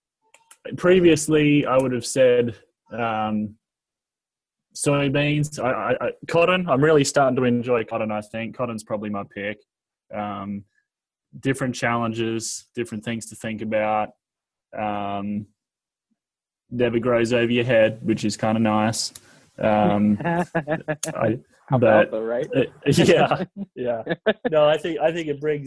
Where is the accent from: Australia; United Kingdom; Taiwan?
Australia; Queensland; moved away as an adult; now in Southwest Kansas, United States; I grew up in Queensland, the state of Queensland, which is northeastern Australia